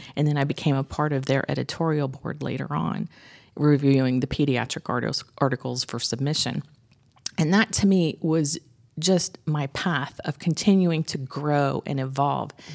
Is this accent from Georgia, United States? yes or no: yes; Dunwoody, Georgia, United States; I grew up in Dunwoody